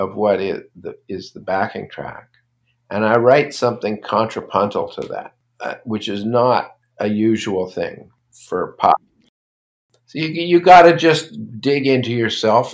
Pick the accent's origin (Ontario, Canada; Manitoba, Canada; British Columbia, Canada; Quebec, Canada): Ontario, Canada; Toronto; also born or lived in Brooklyn, New York; I was born in Brooklyn, but I basically grew up in Toronto.